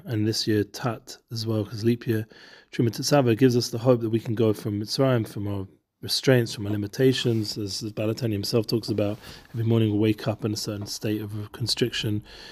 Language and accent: English; London, United Kingdom; We grew up together in London